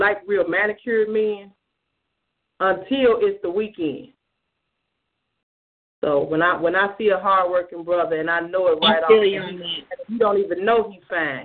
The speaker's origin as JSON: {"language": "English", "town": "Chicago", "region": "Illinois", "country": "United States", "tie": "born or raised there", "said": "I grew up in Hyde Park"}